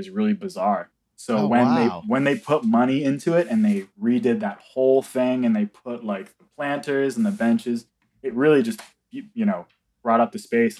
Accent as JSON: {"language": "English", "town": "New York City", "region": "New York", "country": "United States", "tie": "born or raised there", "said": "I grew up on the Upper West Side."}